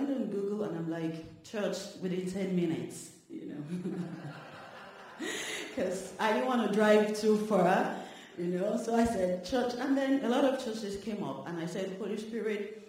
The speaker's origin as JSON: {"language": "English", "country": "Nigeria", "moved": "yes", "said": "I'm from Nigeria"}